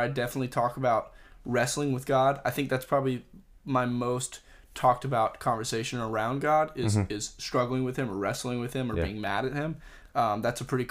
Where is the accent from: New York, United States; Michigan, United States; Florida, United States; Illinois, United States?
Florida, United States; Pensacola; I grew up in Pensacola is a small town